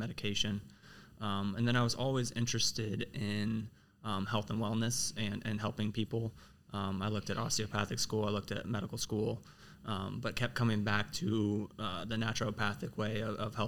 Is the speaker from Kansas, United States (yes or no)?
yes; Overland Park, Kansas, United States; I'm from Overland Park. I went to Blue Valley Northwest.